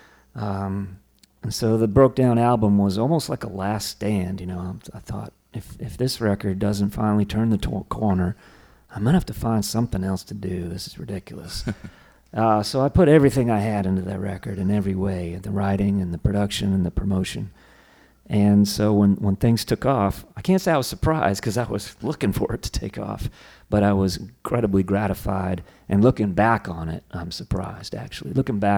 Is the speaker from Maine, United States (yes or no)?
yes; Maine, United States; moved away as an adult; also born or lived in Washington, D.C. / Northern Virginia / Portland, Maine; now in Austin, Texas, United States; then moved up to Maine and kind of grew up in Maine until through college and moved to Austin about 21 years ago.